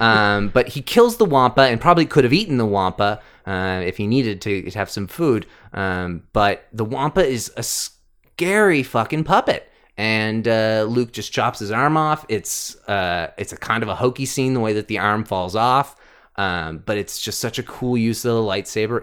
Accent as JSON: {"language": "English", "country": "Canada", "said": "we're Canadian"}